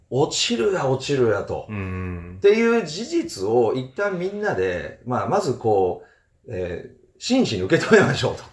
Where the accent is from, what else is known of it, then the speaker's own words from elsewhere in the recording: Fuchu, Tokyo, Japan; moved away; 府中市育ち、えー、外国、日本全国、いろいろなところに住んで、16年ぶりに日本、と府中、地元に帰って